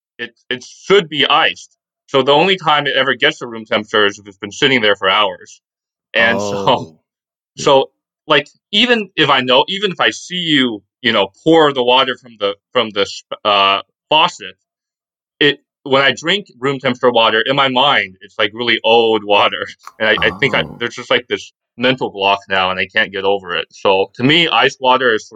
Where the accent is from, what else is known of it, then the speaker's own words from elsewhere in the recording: the American South, United States; I grew up in the American South where it's just really hot all the time.